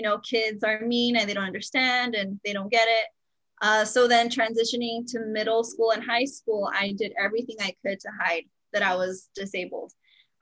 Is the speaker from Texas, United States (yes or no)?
yes; El Paso, Texas, United States; I was born here in El Paso